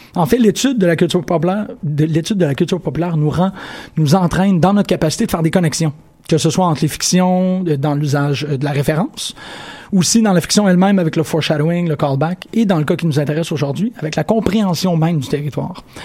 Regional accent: Sherbrooke, Quebec, Canada; je suis né à Sherbrooke

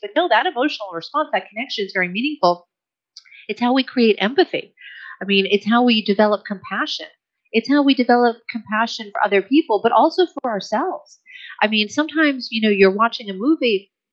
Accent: United States; I'm American too

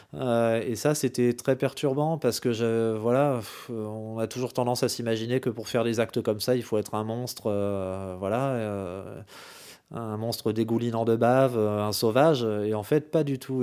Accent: France; chez nous en France

